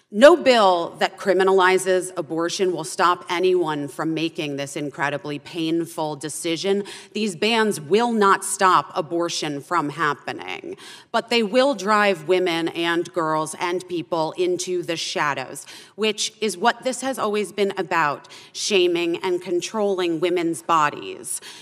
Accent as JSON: {"language": "English", "region": "Arizona", "country": "United States", "tie": "born or raised there", "said": "my home state of Arizona"}